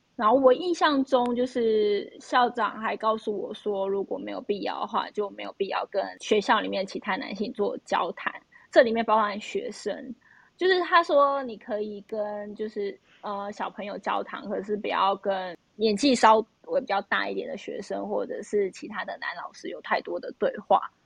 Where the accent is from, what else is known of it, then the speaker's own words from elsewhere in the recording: Taiwan; moved away; also born or lived in United States; 我是从台湾来的